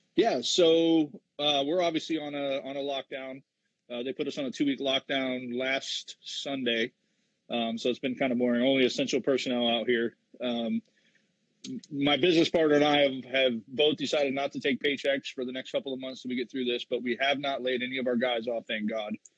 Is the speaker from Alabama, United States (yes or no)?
no; St. Petersburg, Florida, United States; I'm from St. Petersburg, Florida.